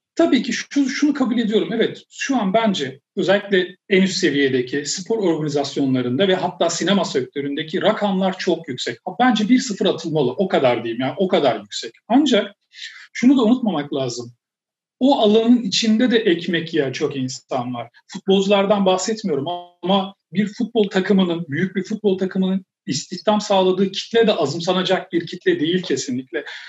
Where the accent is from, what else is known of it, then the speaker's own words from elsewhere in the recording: Turkey; ben yani Türk'üm